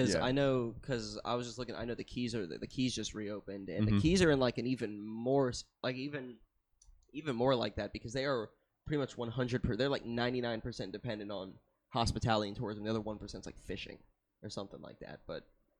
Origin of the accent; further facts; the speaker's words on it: Miami, Florida, United States; I'm from Miami.